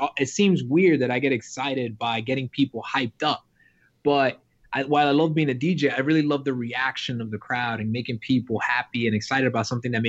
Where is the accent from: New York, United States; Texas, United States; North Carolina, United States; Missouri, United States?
New York, United States; New York City; I grew up in New York City from a very, very Dominican family, like super immigrant family.